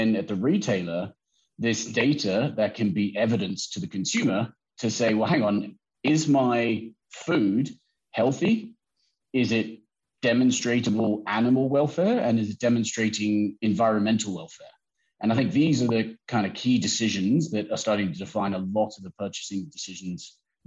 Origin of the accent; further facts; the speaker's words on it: Western District, Victoria, Australia; growing up in the Western District